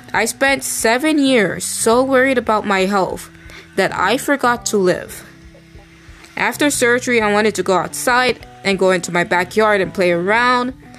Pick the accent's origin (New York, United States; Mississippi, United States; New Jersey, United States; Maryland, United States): New York, United States; I'm a New Yorker